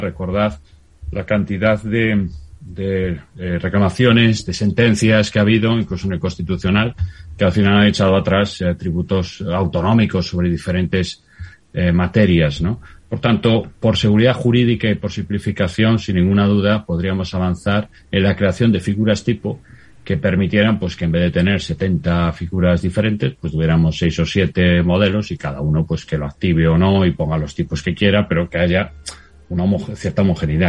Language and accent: Spanish; Galicia, Spain; yo como gallego